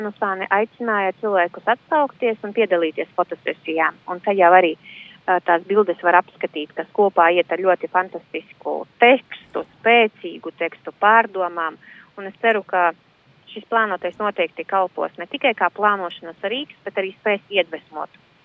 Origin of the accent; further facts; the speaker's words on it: Rēzekne, Latgale, Latvia; Es esmu no Reizeknes, bet aktīvi darbojos arī latgaliešu jomā.